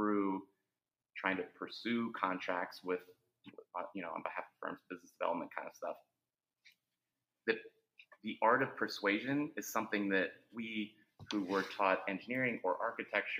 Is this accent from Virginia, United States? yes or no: yes; Northern Virginia, United States; I grew up in Northern Virginia, where we understand traffic